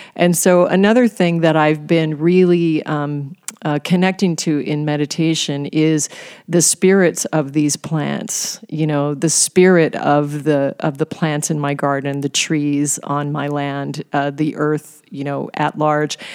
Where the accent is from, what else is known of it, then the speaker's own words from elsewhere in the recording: Alaska, United States; I was raised in Alaska on game meat